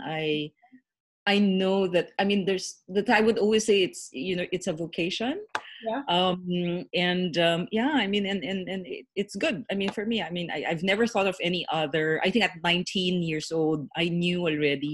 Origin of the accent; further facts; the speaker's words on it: Philippines; I'm Chinese Filipino